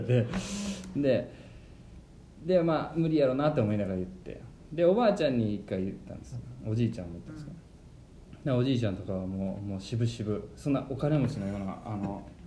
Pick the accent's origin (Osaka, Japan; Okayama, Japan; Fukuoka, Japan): Osaka, Japan; 俺は大阪出身